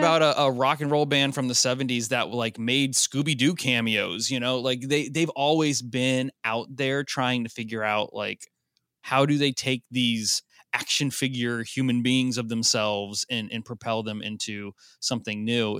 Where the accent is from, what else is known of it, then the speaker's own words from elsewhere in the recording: Nashville, Tennessee, United States; I'm from Nashville